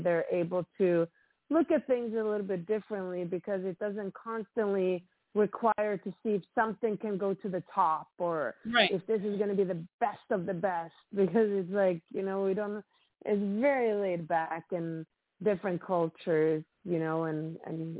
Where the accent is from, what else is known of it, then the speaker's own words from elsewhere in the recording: Sweden; now in Los Angeles, United States; I'm from Sweden